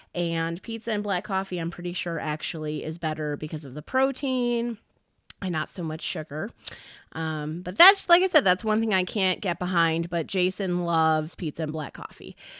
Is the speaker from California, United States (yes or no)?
no; Hobart, Indiana, United States; accent: region rat; moved away as an adult; also born or lived in Montana; now in Kansas, United States; I am originally from Hobart, Indiana, which is about thirty-five miles from Chicago. People say I have an accent